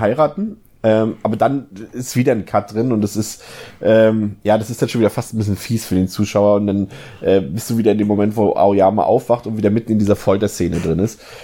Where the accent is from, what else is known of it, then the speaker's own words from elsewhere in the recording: Germany; bei uns in Deutschland